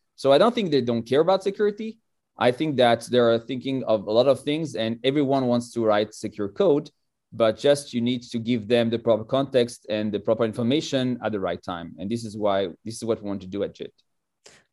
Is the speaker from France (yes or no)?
yes; France; moved away as an adult; now in Israel; I was born in France most, uh, forty-four years ago